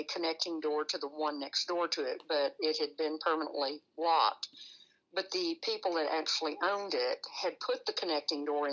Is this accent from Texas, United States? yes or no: yes; San Antonio, Texas, United States; also born or lived in Brackettville, Texas; I'm originally from San Antonio, Texas.